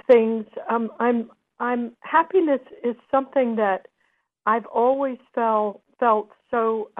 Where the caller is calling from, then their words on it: Los Angeles, California, United States; I'm calling from L.A.